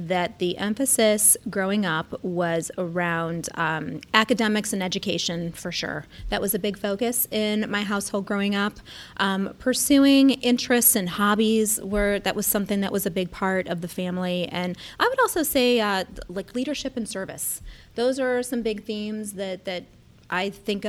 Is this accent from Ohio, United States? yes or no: yes; Cleveland, Ohio, United States; now in Columbus, United States; I'm originally from Cleveland, and I'm a lifelong Ohioan, originally from Cleveland